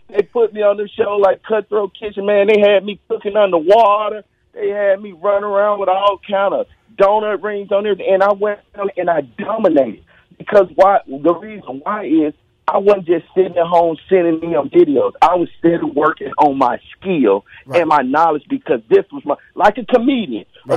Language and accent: English; Mississippi, United States; I'm from Mississippi.